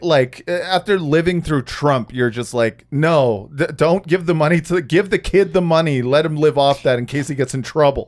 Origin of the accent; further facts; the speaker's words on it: California, United States; I am from California